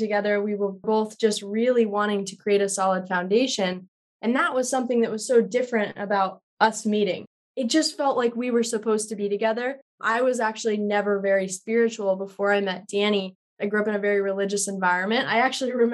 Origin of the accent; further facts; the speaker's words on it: Colorado, United States; moved away as an adult; now in California, United States; I'm from Colorado